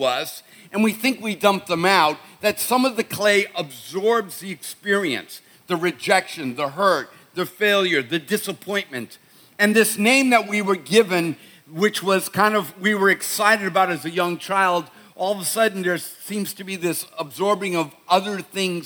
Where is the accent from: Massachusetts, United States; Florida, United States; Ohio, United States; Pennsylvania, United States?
Massachusetts, United States; Boston; I'm from Boston